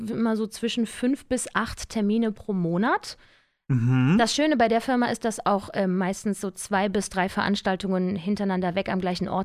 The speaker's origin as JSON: {"language": "German", "town": "Cologne", "region": "North Rhine-Westphalia", "country": "Germany", "tie": "born or raised there", "said": "Aufgewachsen bin ich ja in Köln."}